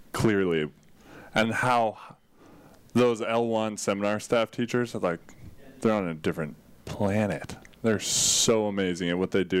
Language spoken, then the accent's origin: English; United States; I'm from Tahoe